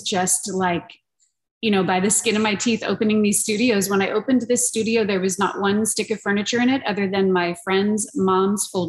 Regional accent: Montrose, California, United States; this is in Montrose, California. This is my hometown

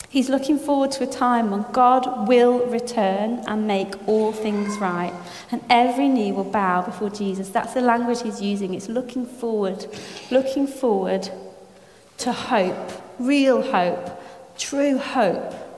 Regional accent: France; moved away; I was brought up in France.

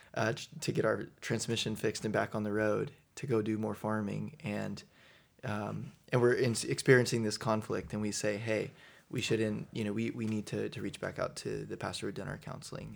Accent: Southern Indiana, United States; also born or lived in Louisville, Kentucky; originally, uh, grew up in, in southern Indiana

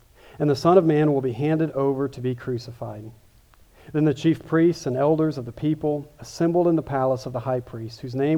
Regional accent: Kansas City, United States; moved away; also born or lived in Louisville; I grew up in Kansas City, so I'm a big barbecue guy

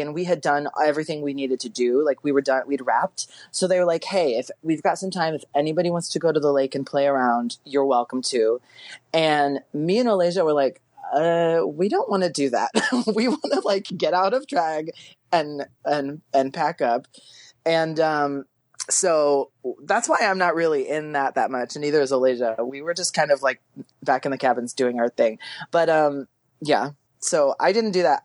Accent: Texas, United States; moved away; I'm from Texas originally.

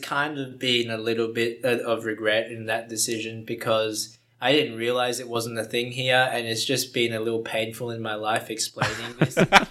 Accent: Brisbane, Queensland, Australia; I'm from Brisbane, so it's the third biggest city. It's on the east coast

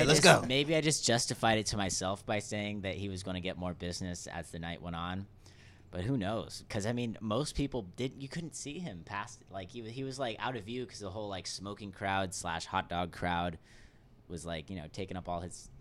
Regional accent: La Quinta, California, United States; La Quinta, California. It's near Palm Springs.

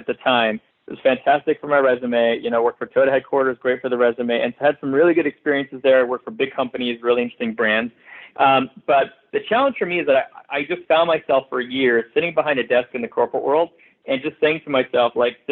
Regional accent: Montreal, Quebec, Canada; moved away as an adult; also born or lived in Philadelphia, United States; now in Los Angeles, United States; I am actually originally from Montreal, Canada, where I grew up

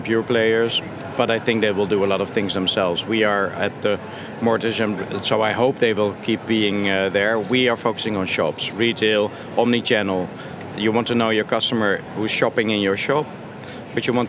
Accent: Netherlands; I'm from Holland

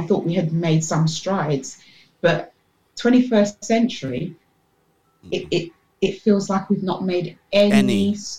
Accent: London, United Kingdom; moved away as an adult; now in Bedfordshire, United Kingdom; I grew up in Tottenham. I'm a Tottenham girl, even though I'm in Bedfordshire now.

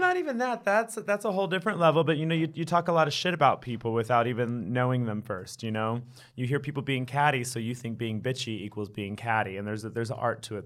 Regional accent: Wichita Falls, Texas, United States; raised in Wichita Falls, Texas, kind of a small town

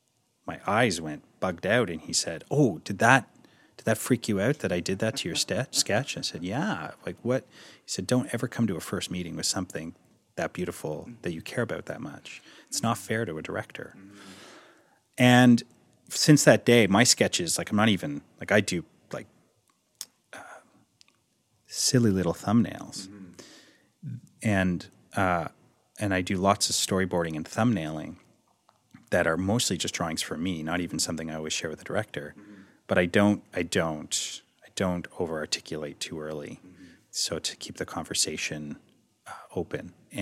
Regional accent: Toronto, Ontario, Canada; I'm from Toronto, can I work here?

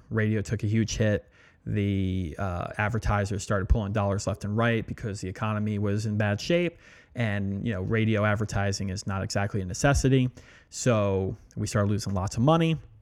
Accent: Allentown, Pennsylvania, United States; moved away as an adult; also born or lived in New York / Louisiana; I grew up right outside of Allentown, and that's where I spent all my formative years

